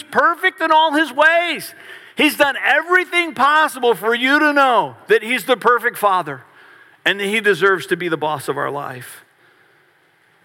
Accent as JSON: {"language": "English", "town": "Varina", "region": "Virginia", "country": "United States", "tie": "born or raised there", "said": "I grew up in Verina, which is in Henrico County, just outside of Richmond."}